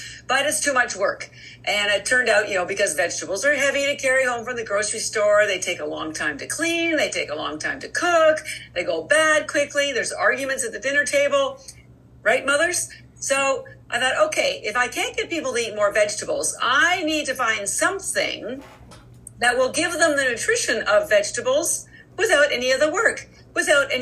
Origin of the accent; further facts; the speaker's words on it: Canada; moved away as an adult; now in Boston, United States; I am Canadian by birth, but I've lived in Boston for over 30 years